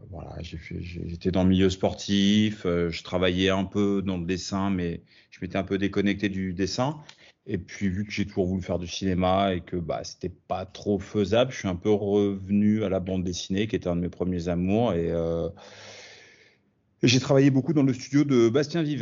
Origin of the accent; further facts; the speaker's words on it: France; also born or lived in United States / Italy; j'ai grandi autant aux États-Unis qu'en Italie, qu'en, principalement en France, mais je passais quand même beaucoup de temps euh, à l'étranger.